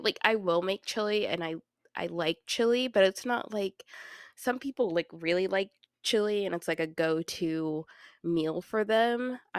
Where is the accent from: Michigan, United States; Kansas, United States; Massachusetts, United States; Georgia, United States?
Kansas, United States; And then I'm also from Kansas, so we eat cinnamon rolls with our chili.